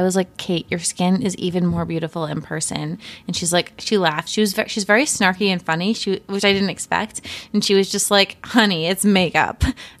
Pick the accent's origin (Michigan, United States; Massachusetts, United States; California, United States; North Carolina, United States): Massachusetts, United States; Dennis; moved away; Dennis, which is my hometown.